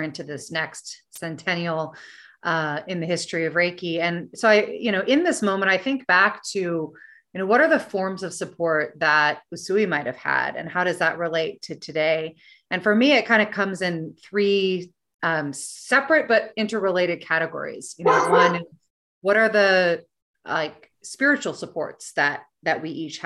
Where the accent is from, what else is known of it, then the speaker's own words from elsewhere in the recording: United States; as an American woman